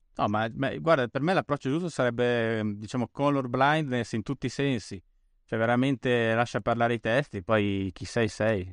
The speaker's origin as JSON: {"language": "Italian", "town": "Bolzano", "region": "Trentino-Alto Adige", "country": "Italy", "tie": "born or raised there", "moved": "yes", "lives_now": "Rome, Italy", "said": "vivo a Roma, ma da, sono cresciuto a Bolzano"}